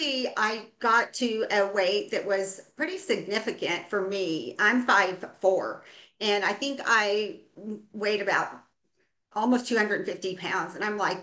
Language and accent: English; Oregon, United States; I am from Oregon. I live in the Willamette Valley